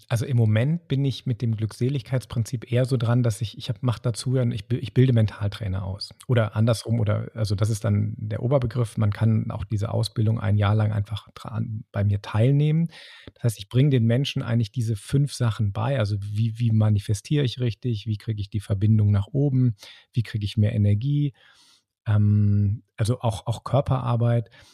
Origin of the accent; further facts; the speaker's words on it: Bonn, North Rhine-Westphalia, Germany; in Bonn, das ist so mein, mein Home, wo ich herkomme